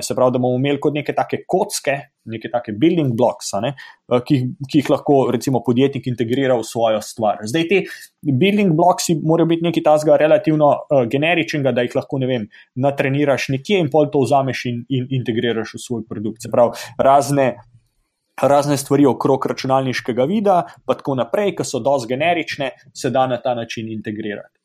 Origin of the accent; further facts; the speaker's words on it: Slovenia; now in Stanford, United States; Smo tukaj Slovenci v Združenih državah ustanovili um, Ameriško-Slovensko izobraževalno fundacijo